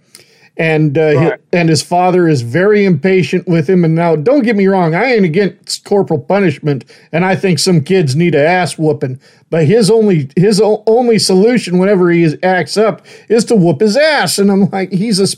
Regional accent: Idaho, United States; also born or lived in the South; I'm originally from Idaho

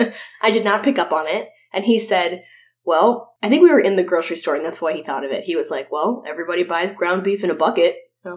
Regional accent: California, United States; I'm from California.

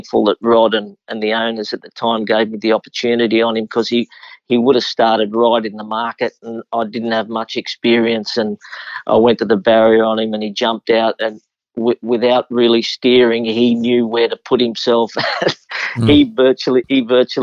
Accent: Sydney, New South Wales, Australia; born or raised there

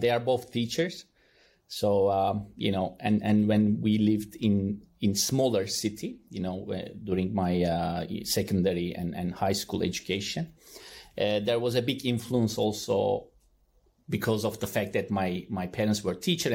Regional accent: Turkey; moved away as an adult; now in Czech Republic; So I'm originally from Turkey, you might remember. I grew up, I spent most of my time till end of my graduation in Turkey.

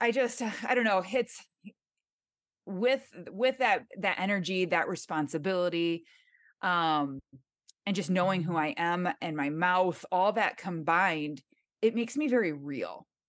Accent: Michigan, United States; accent: nasally; moved away as an adult; now in Southern California, United States; born and raised in Michigan

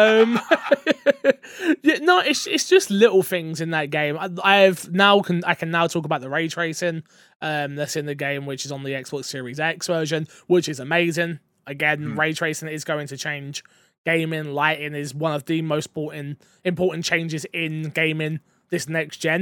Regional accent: London, United Kingdom; being from London

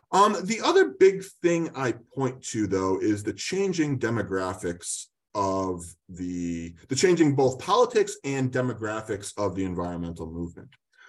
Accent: Eugene, Oregon, United States; I usually save the fact that I'm from Eugene for a while until I get to know them.

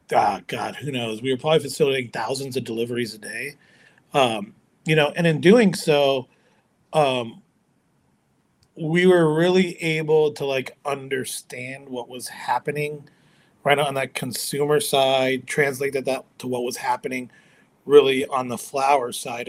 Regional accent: Chicago, Illinois, United States; moved away; also born or lived in California; as I was growing up in America, as you know, this kid of immigrant parents, um, I was you know I, hanging out with kids from all other ethnicities and cultures. You know, um, met a lot of really cool dudes and um, the Chicagoland area

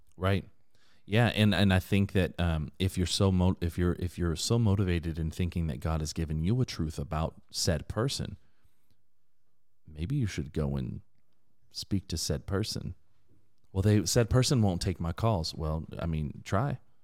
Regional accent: Inland Empire, California, United States; I was raised in a, an incredibly diverse area in the Inland Empire

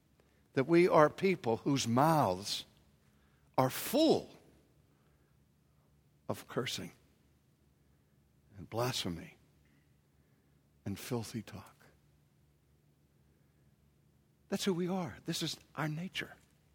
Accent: Pittsburgh, Pennsylvania, United States; You know, I grew up in Pittsburgh, and I maybe heard my father curse once if he hit his thumb with a hammer.

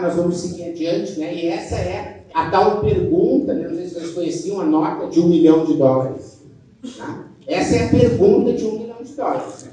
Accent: South Region, Brazil; accent: southern; vocês podem ver pelo meu sotaque, eu sou do sul

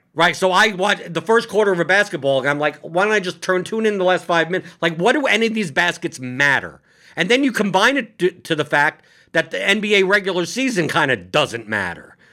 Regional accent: New York City, New York, United States; moved away; I come from New York City

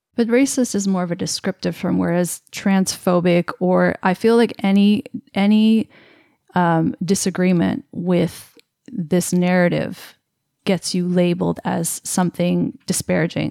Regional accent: Canada; I'm Canadian

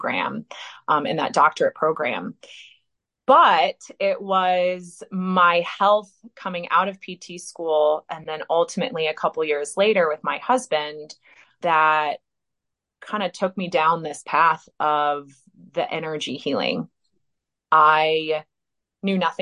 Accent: Indiana, United States; I'm from Indiana originally

